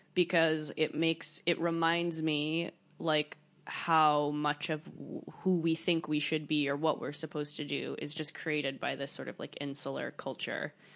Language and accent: English; United States; also born or lived in Paris, France; I grew up in America